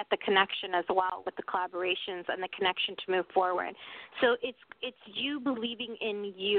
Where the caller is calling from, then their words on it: New Mexico, United States; Hi, everybody. … I'm calling from New Mexico.